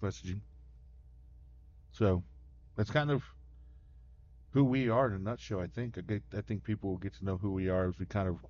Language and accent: English; Stanton, Texas, United States; Yeah, so born and raised here in Stanton. Graduated Stanton. Went to Midland College.